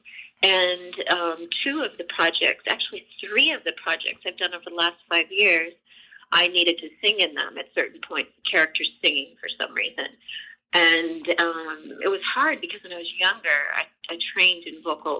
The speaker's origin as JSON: {"language": "English", "town": "Burbank", "region": "California", "country": "United States", "tie": "born or raised there", "said": "I was born in Burbank"}